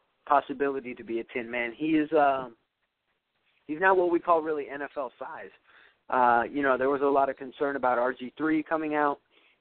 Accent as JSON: {"language": "English", "town": "Chicago", "region": "Illinois", "country": "United States", "tie": "born or raised there", "said": "I grew up in Chicago when Jordan was there"}